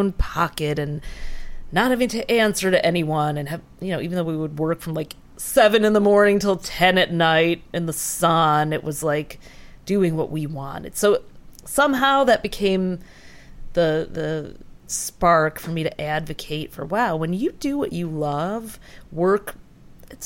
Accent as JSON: {"language": "English", "town": "Detroit", "region": "Michigan", "country": "United States", "tie": "born or raised there", "said": "my sister growing up in Detroit"}